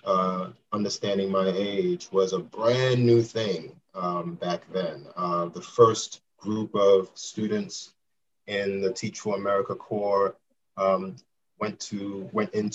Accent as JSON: {"language": "English", "town": "New York City", "region": "New York", "country": "United States", "tie": "born or raised there", "said": "I'm from Brooklyn, New York, born and raised."}